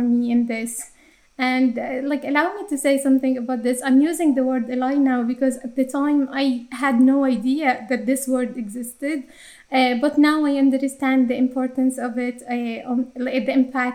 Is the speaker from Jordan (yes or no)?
yes; Jordan; accent: Arabic English; English is a second language; moved away as an adult; now in Ireland; I was born and raised in Jordan to a conservative Muslim family